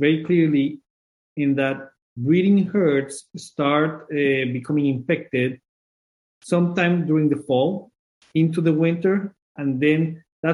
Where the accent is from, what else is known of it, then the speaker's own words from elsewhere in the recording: Colombia; moved away as an adult; also born or lived in Guelph, Canada; now in Minnesota, United States; I'm originally from Colombia.